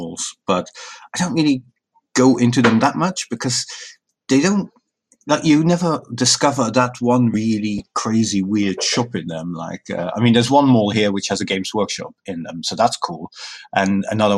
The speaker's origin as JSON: {"language": "English", "country": "Luxembourg", "tie": "born or raised there", "moved": "yes", "said": "I grew up in Luxembourg."}